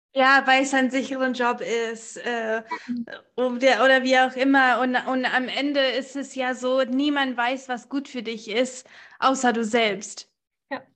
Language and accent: German; United States; now in Germany; seitdem ich zehn bin, war ich oder bin ich in den USA aufgewachsen